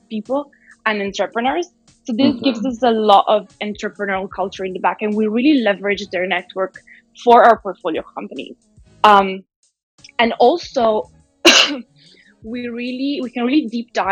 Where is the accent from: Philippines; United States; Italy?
Italy; moved away; I was born in Italy